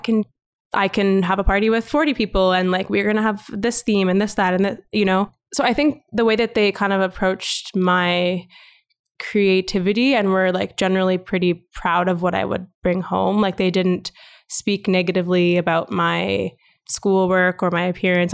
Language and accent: English; Calgary, Alberta, Canada; first language English; also born or lived in Vancouver; born and raised in Calgary